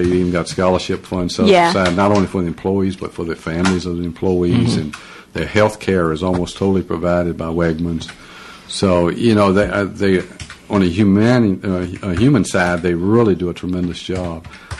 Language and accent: English; Virginia, United States; I'm down from where bluegrass originated, down in Southwest Virginia and North Carolina.